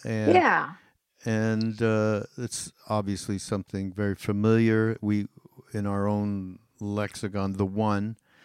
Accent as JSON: {"language": "English", "town": "Montreal", "region": "Quebec", "country": "Canada", "tie": "born or raised there", "said": "I grew up as Jewish in Montreal, in Canada"}